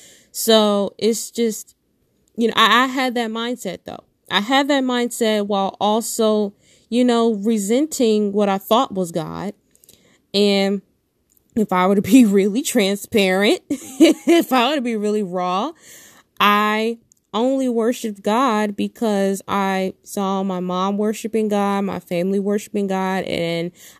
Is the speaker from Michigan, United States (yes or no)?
yes; Detroit, Michigan, United States; I'm born and raised in Detroit, Michigan